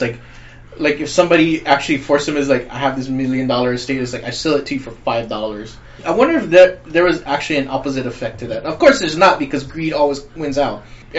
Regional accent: Hawaii, United States; a person like who's grown up and lived here all my life

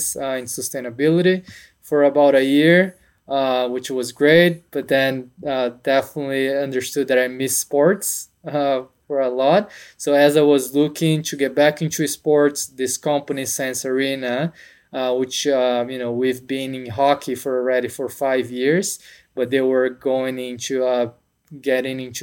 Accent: São Paulo, Brazil; moved away as an adult; now in United States; I'm from Brazil. I was born in São Paulo. Grew up playing tennis.

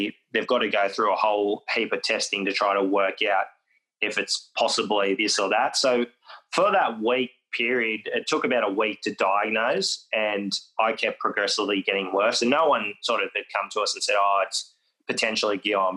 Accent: Forster, New South Wales, Australia; where I grew up in Foster

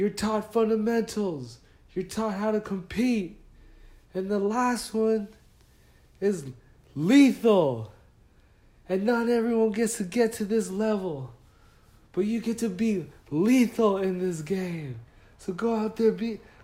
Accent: Los Angeles, California, United States; We're from Los Angeles.

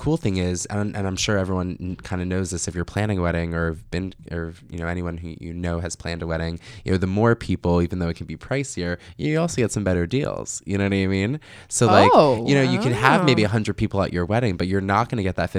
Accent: New York, United States; I'm a New Yorker. I feel like I'm an East Coast dude.

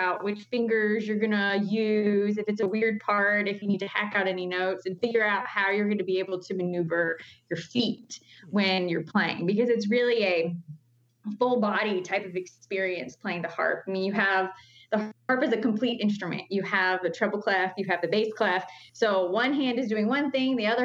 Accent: Newton, North Carolina, United States; I grew up in Newton, North Carolina, which is in the foothills

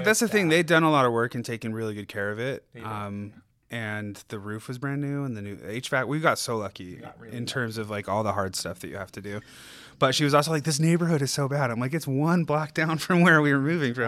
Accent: Riverton, Utah, United States; also born or lived in Delta, Utah / Los Angeles, California; now in Ogden, United States; I'm from Delta, Utah, and then I moved to Riverton, Utah when I was 10 and graduated high school from there

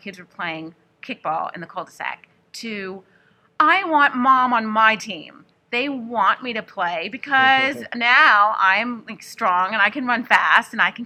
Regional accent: New Orleans, Louisiana, United States; I'm from New Orleans

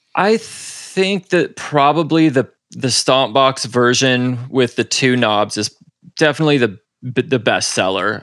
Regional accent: Seattle, Washington, United States; moved away as an adult; now in Los Angeles, United States; I was born and raised up in Seattle and then about ten years ago moved down here with my girlfriend

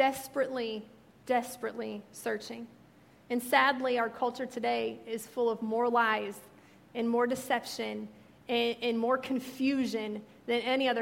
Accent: Missouri, United States; moved away; since I'm from Missouri, and all my family are from Missouri

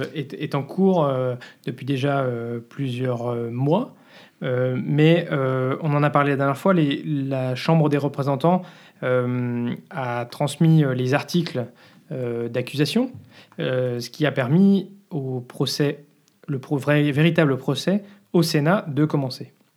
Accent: France; moved away as an adult; now in Belgium; je suis français

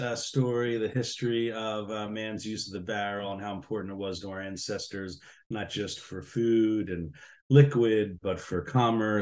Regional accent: Philadelphia, Pennsylvania, United States; moved away as an adult; also born or lived in Brooklyn, New York; now in upstate New York, United States; So I'm from Philadelphia. You'll notice how I say water and where it is. And so I'm from South Philly

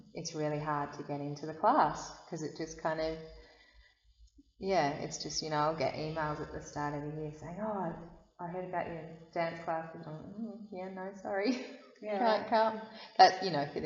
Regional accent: Sydney, New South Wales, Australia; now in Blue Mountains, Australia; I was born on Darug country in Sydney

